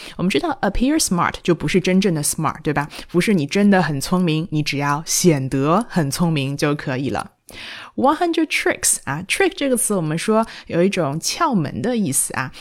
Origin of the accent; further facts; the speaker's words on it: China; 我们中国人